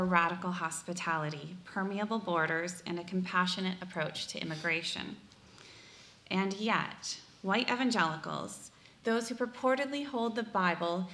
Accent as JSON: {"language": "English", "area": "Sioux County", "region": "Iowa", "country": "United States", "tie": "born or raised there", "moved": "yes", "said": "I grew up in Sioux County, Iowa, one of the reddest counties in the nation"}